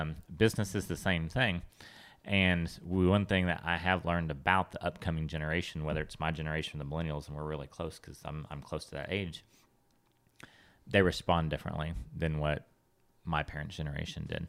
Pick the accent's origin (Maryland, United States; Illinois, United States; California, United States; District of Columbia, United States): California, United States; growing up in California